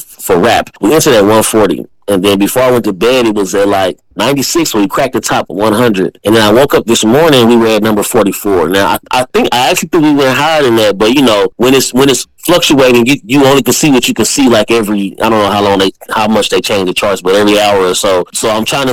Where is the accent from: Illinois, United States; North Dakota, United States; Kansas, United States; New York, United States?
Kansas, United States; Wyandotte County; growing up in Wyandotte County, I used to battle rap